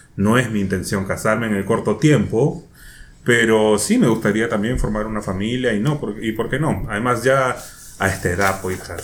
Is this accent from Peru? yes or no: yes; Peru; now in Chile; yo soy peruano y sigo medios peruanos.